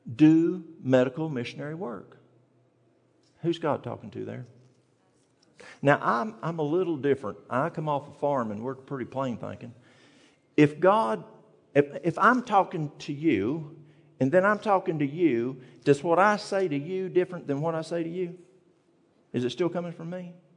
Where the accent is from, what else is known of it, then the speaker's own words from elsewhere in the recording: East Tennessee, United States; moved away; I'm from the mountains of East Tennessee